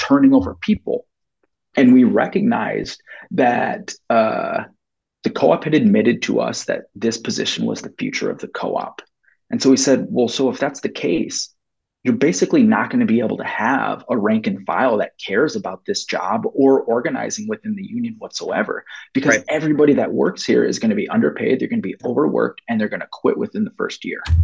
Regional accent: Minneapolis, Minnesota, United States; I grew up in South Minneapolis

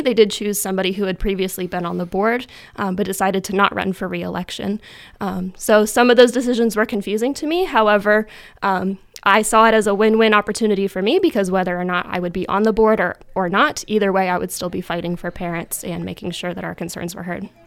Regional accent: DuBois, Pennsylvania, United States; also born or lived in Virginia; I grew up in Du Bois my whole life

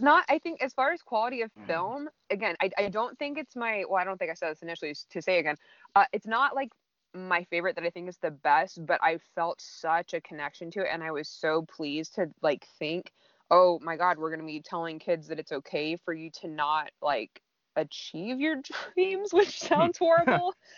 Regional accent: Southern California, United States; growing up in Southern California

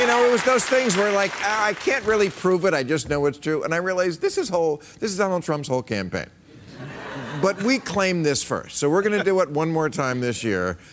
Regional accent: New Jersey, United States; I grew up in New Jersey in the 50s and 60s

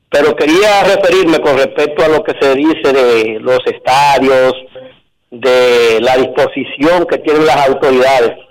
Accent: Dominican Republic; yo creo, como dominicano, que me duele

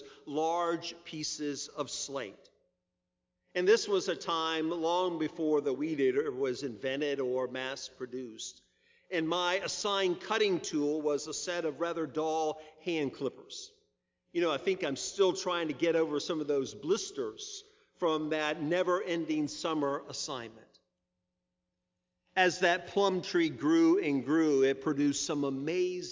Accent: Virginia Beach, Virginia, United States; As a child, I grew up in Virginia Beach in the Allenton subdivision on Cooper Road.

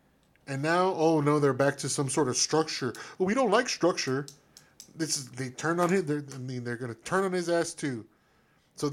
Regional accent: United States; I'm an American

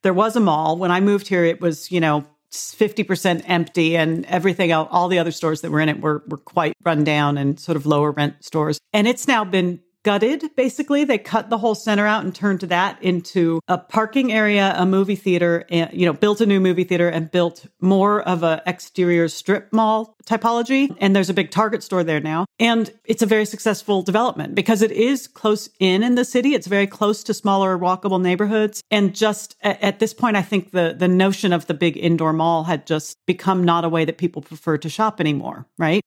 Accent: Arizona, United States; now in Indianapolis, United States; where I grew up in Arizona

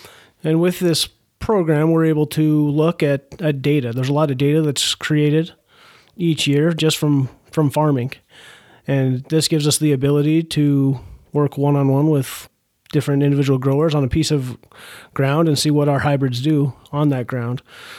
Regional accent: Idaho, United States; now in Bismarck, United States; I come from Idaho originally. Grew up working on a barley farm, doing a lot of irrigation out that way.

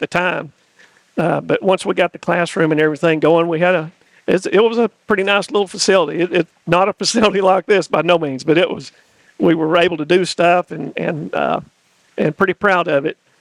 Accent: East Tennessee, United States; moved away as an adult; now in Sumner County, Tennessee, United States; I grew up in East Tennessee

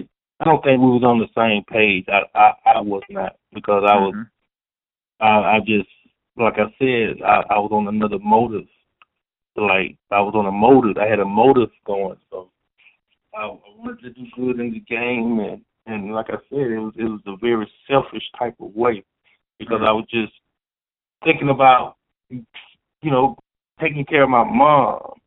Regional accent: the South, United States; I'm from the South, so and I'm also a freshman, so I'm learning as I go.

